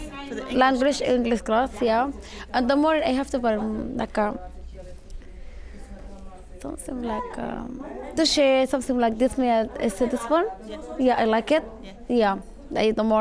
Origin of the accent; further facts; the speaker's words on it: Sudan; English is a second language; now in Glasgow, United Kingdom; I am from Sudan